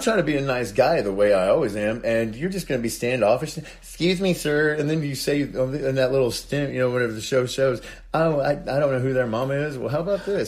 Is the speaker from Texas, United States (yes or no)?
no; Indiana, United States; moved away as an adult; now in Panama City Beach, United States; I'm originally from Indiana, um, and I moved to Panama City Beach about seven years ago.